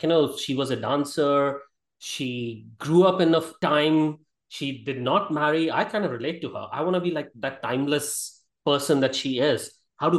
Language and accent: English; Gwalior, Madhya Pradesh, India; I grew up in North India